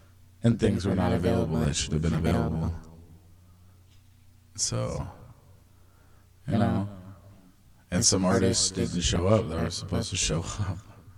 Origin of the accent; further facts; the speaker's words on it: Spanaway, Washington, United States; Spanaway! We're all from Spanaway?